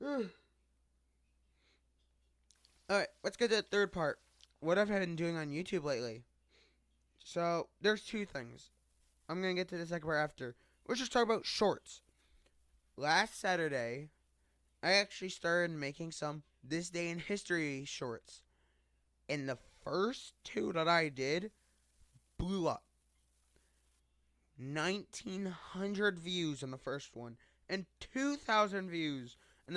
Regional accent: United States; I'm from the United States

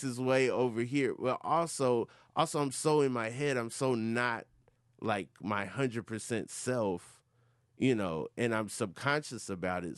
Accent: Atlanta, Georgia, United States; I'm from Atlanta, Georgia.

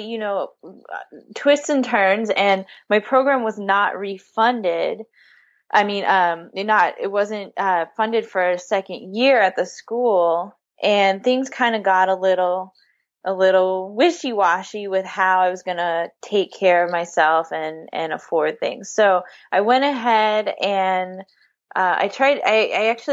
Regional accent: San Francisco, California, United States; I grew up in San Francisco, born and raised.

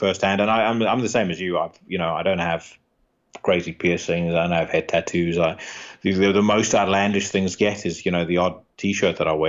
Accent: South Africa; You know, I grew up around the South African equivalent to that.

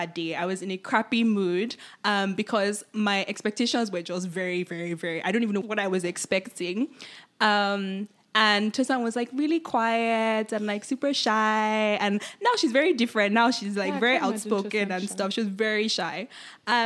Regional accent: Nigeria; moved away as an adult; now in Toronto, Canada; I am Nigerian. I moved to Toronto or to Canada. What, a few years ago now, almost a decade ago

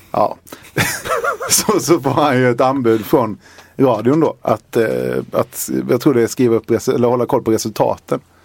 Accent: Halmstad, Halland County, Sweden; hemma i Halmstad

